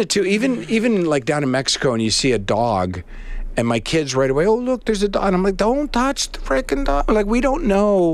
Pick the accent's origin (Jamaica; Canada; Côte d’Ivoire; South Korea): Canada; Charlottetown, Prince Edward Island; also born or lived in Winnipeg; I'm from Charlottetown